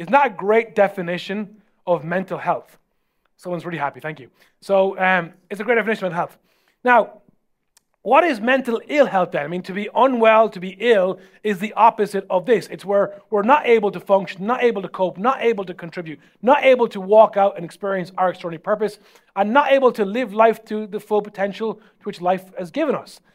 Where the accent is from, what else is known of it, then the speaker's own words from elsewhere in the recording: Ireland; as Irish people